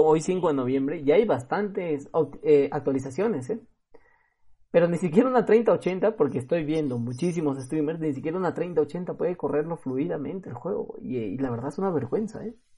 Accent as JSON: {"language": "Spanish", "country": "Peru", "said": "aquí de Perú"}